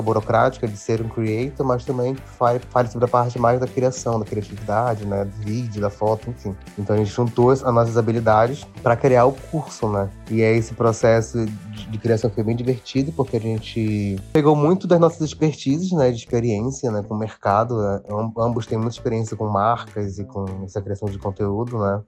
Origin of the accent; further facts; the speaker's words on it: Belém, Pará, Brazil; now in São Paulo, Brazil; Sou de Belém, sou da Amazônia, mas atualmente moro em São Paulo